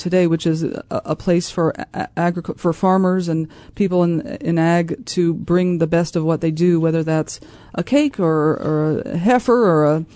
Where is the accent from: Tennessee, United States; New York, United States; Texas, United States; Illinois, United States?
Illinois, United States; Champaign-Urbana; moved away as an adult; also born or lived in Los Angeles; I grew up here in Champaign-Urbana